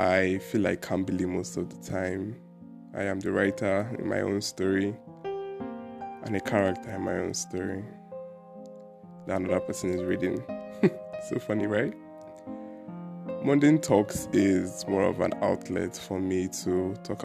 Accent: Anambra, Nigeria; I am a Nigerian and I am from Anambra State.

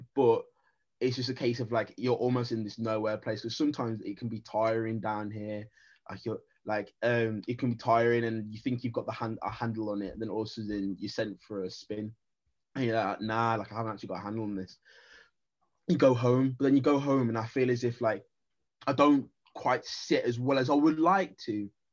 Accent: Wolverhampton, West Midlands, United Kingdom; moved away as an adult; now in London, United Kingdom; I'm Jamaican heritage, born in the black country

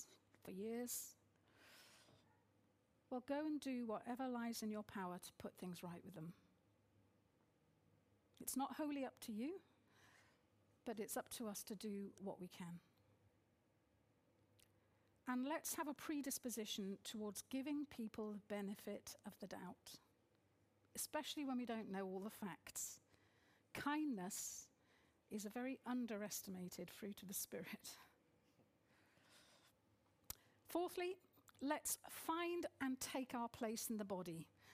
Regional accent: United Kingdom; being very British culturally, despite having mixed heritage

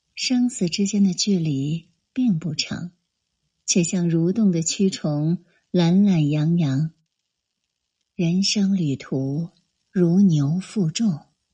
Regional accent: Hubei, China; 从小在湖北部队生长的我

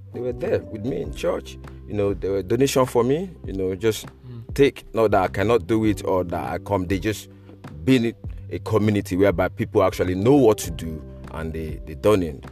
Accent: Lagos, Nigeria; moved away as an adult; also born or lived in Chadwell Heath, United Kingdom; now in United Kingdom; I grew up in Nigeria

